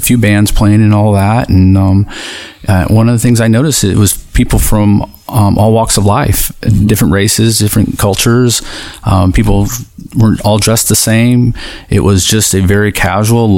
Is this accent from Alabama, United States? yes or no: no; Long Beach, California, United States; moved away as an adult; now in Tallahassee, United States; Born and raised in Long Beach, California